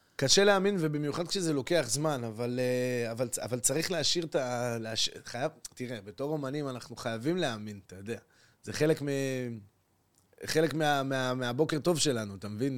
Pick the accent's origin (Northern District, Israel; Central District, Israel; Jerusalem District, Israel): Northern District, Israel; Acre; moved away as an adult; now in Tel Aviv, Israel; באתי מעכו לתל אביב